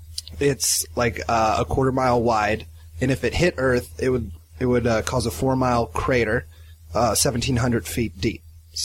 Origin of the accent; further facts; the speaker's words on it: Iowa, United States; now in Los Angeles, United States; I grew up in Iowa, Andy.